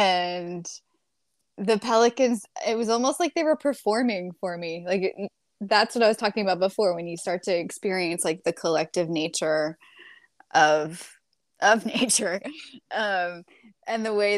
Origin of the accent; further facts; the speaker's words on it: New York, United States; born there; I was born in New York, too. So that's got to count for something.